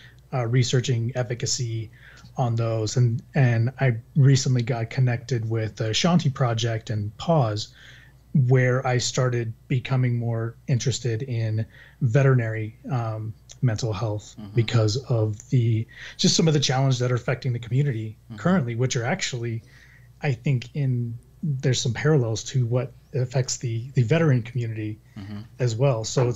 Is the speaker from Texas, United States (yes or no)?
yes; Texas, United States; I grew up in Texas.